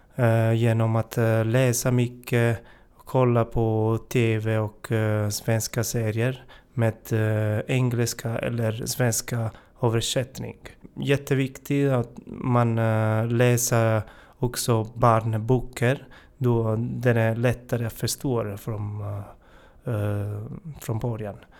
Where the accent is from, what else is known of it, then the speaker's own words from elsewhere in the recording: Italy; Swedish is a second language; moved away as an adult; now in Sweden; Jag kommer från, eh, Italien. Jag har bott, eh, i Sverige i fem och ett halvt år.